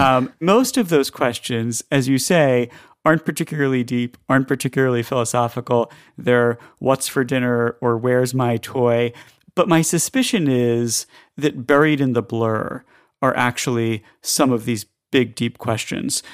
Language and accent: English; the South, United States; moved away; I grew up in the South as the only Jewish kid in school